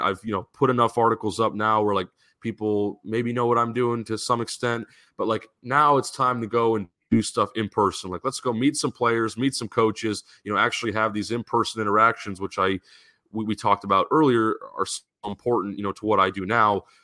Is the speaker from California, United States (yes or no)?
yes; San Diego, California, United States; I grew up in San Diego.